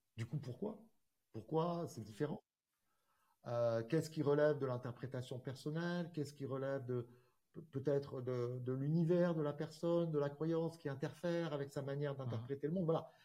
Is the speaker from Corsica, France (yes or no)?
yes; Corsica, France; rentrer en Corse